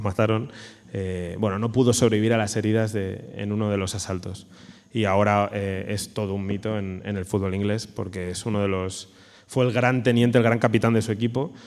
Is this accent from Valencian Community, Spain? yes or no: yes; Alicante, Valencian Community, Spain; yo soy de Alicante